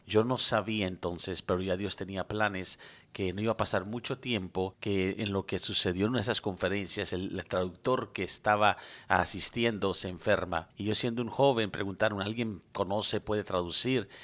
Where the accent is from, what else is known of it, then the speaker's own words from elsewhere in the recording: United States; also born or lived in Medellín, Colombia; crecí en este país, estudié aquí, hice toda mi primaria aquí